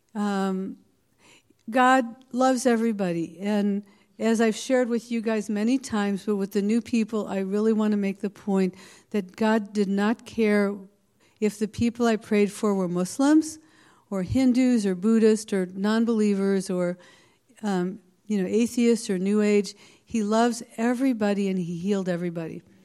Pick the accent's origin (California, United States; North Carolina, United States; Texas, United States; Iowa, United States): California, United States; the Bay Area; I'm not from this area. I'm from the Bay Area, but I'm in Palo Alto.